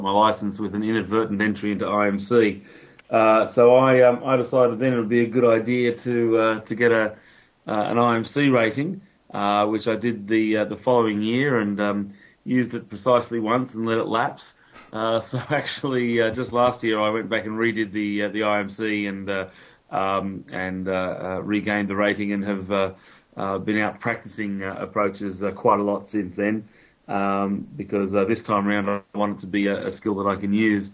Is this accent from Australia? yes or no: yes; Australia; moved away as an adult; now in United Kingdom; I'm Australian, as you may be able to detect from my stupid accent